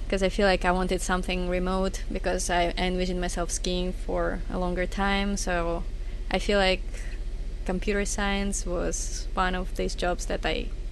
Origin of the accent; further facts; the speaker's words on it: Minsk, Belarus; I'm from Minsk.